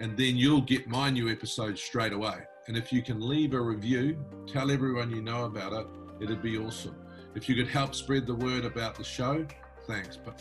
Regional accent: New Zealand; I'm a New Zealander, right? But I'm also a Pacific Islander

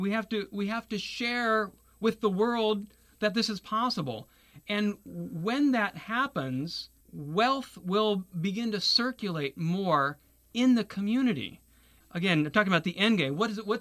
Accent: Taiwan; My parents went to Taiwan after the Communist Revolution. So that's why I was born and raised in Taiwan.

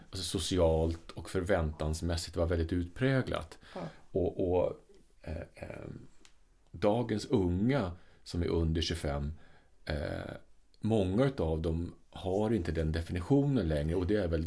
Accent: Sweden; alltså det här är Sverige 70-tal liksom. någonstans ja. när jag blev uppfostrad. Alltså jag är född på 60-talet

